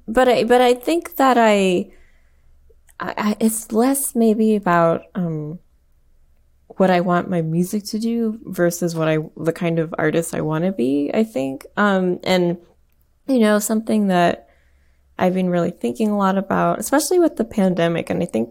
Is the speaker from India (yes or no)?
yes; India; I mean, I'm Indian, and like I learned a little bit of like Hindustani music growing up